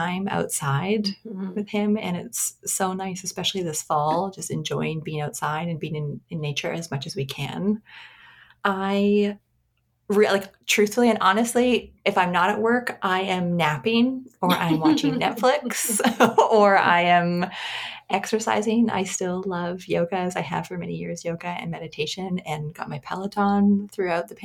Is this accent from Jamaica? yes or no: no; St. Albert, Alberta, Canada; now in Vancouver, Canada; I currently live in Vancouver, but I was born and raised in Alberta, in St. Albert, in Alberta